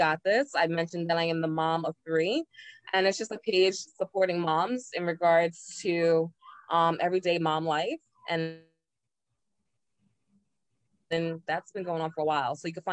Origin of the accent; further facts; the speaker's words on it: New York City, New York, United States; I'm from Staten Island